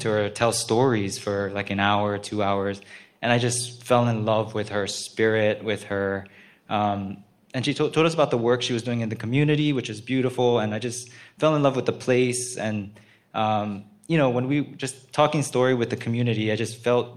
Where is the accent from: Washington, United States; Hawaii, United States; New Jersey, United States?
Hawaii, United States; Honolulu; I'm from Honolulu